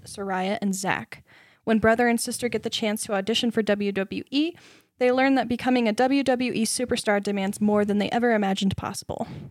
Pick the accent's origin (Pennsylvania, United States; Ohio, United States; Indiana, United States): Indiana, United States; Southern; moved away; I came from Southern Indiana